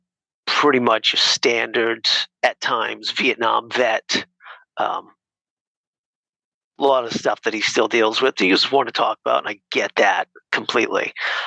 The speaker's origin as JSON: {"language": "English", "town": "Nashua", "region": "New Hampshire", "country": "United States", "tie": "born or raised there", "said": "So Nashville, New Hampshire. So okay. Right over the border."}